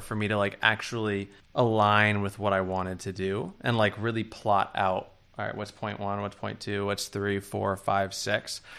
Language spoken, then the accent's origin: English; New York City, New York, United States; moved away as an adult; now in Los Angeles, United States; being from New York, I had very close friends that I went to, like, middle school with and that I grew up